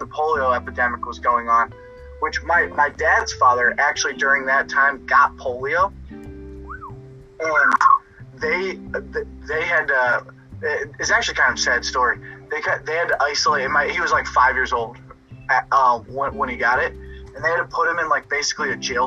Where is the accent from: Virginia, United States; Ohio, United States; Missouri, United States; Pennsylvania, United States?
Ohio, United States; Kent; I grew up in Kent, Dan. It's 15 minutes from Akron